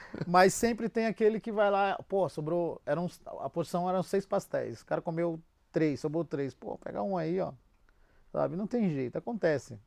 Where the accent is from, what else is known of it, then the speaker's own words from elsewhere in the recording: Brazil; a gente, como é brasileiro